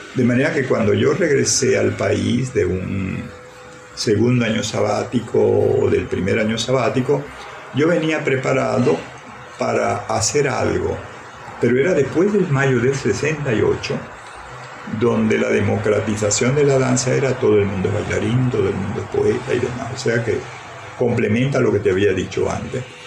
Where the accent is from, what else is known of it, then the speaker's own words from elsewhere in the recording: Maracaibo, Zulia, Venezuela; accent: maracucho; yo hablo muy maracucho, me siento muy maracucho, estoy aquí enraizado todavía, pero cuando hablo, hablo como un antiguo maracucho